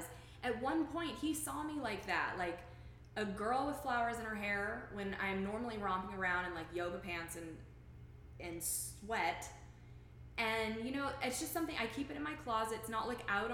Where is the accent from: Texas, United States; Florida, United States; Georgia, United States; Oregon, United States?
Texas, United States; moved away; also born or lived in Oklahoma / Illinois; When I was little, I grew up in Texas